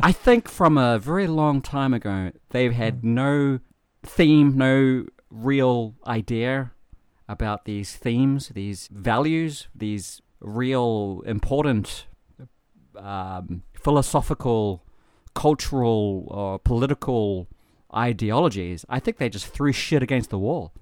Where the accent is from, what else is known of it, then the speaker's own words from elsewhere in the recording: New Zealand; moved away; I'm from New Zealand